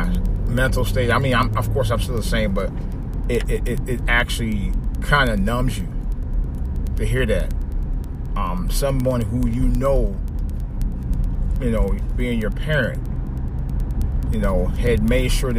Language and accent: English; Cleveland, Ohio, United States; now in Washington, D.C., United States; my hometown Cleveland Indians